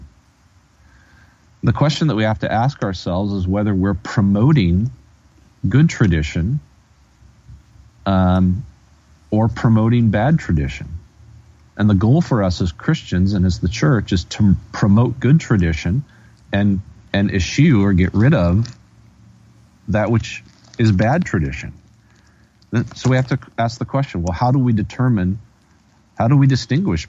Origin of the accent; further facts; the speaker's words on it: United States; as an American, as a citizen of the United States of America who speaks English